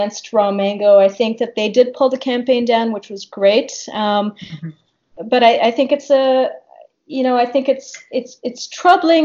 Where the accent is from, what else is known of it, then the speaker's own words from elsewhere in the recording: Canada; I'm speaking not even as an Indian located in India, but as a Canadian, as a diasporic member of the South Asian Indian community